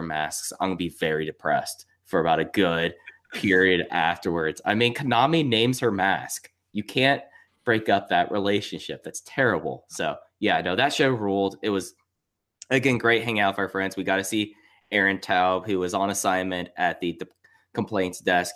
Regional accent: Texas, United States; I grew up in Texas

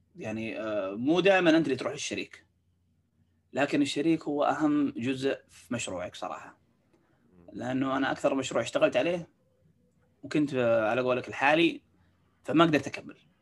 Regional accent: Saudi Arabia; عندنا في السعوديه

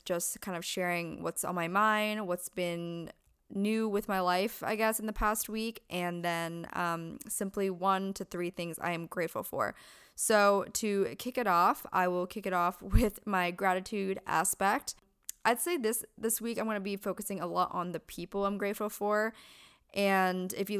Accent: Pennsylvania, United States; moved away as an adult; now in California, United States; Born and raised in Pennsylvania, moved over to California when I was 18

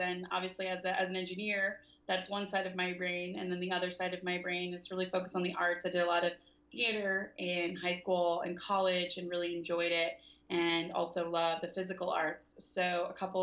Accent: the South, United States; now in San Francisco, United States; I'm not from the West Coast. I'm from the South

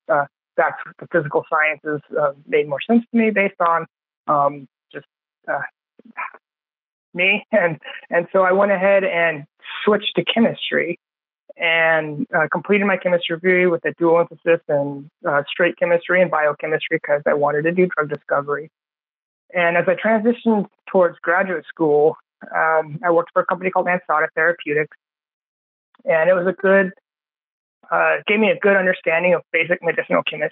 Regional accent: San Diego, California, United States; I grew up in San Diego, which is a biotech hub.

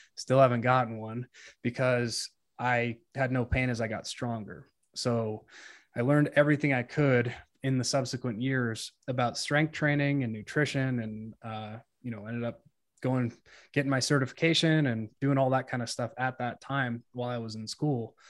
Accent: Colorado, United States; I grew up in Colorado

